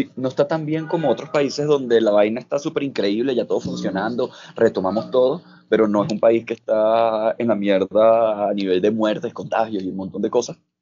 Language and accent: Spanish; Caracas, Capital District, Venezuela; moved away as an adult; now in Bogotá, Colombia; soy de Caracas. Estoy viviendo ahorita en Bogotá